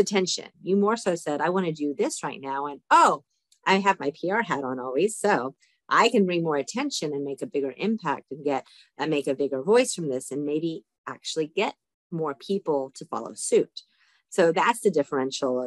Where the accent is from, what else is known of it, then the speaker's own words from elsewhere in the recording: Dallas, Texas, United States; I'm from Dallas, Texas.